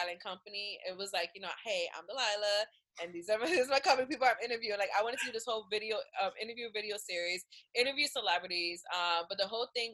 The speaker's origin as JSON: {"language": "English", "town": "Philadelphia", "region": "Pennsylvania", "country": "United States", "said": "I'm from Philly"}